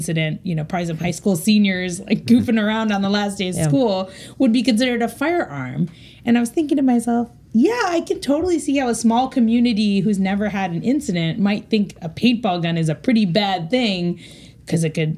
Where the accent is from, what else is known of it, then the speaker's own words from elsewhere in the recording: Cleveland, Ohio, United States; I'm from Cleveland, Ohio